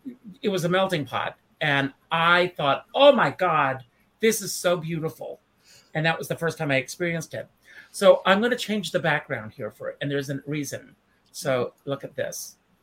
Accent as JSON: {"language": "English", "region": "South Carolina", "country": "United States", "tie": "born or raised there", "moved": "as an adult", "lives_now": "New York, United States", "said": "when I first moved to New York, because I grew up in the South. And I remember my first Sunday in New York, finding Park Avenue Methodist Church and going for the first time, because believe it or not, even until I left South Carolina in 1979, churches were still segregated."}